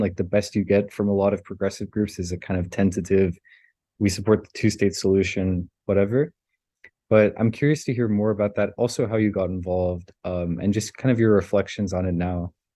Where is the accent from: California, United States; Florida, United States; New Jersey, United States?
Florida, United States; South; I grew up in South Florida